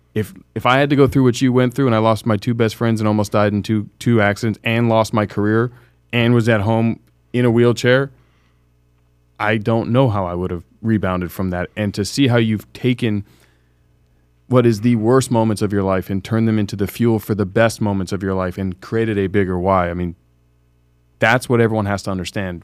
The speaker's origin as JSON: {"language": "English", "country": "United States", "said": "being an American in this country"}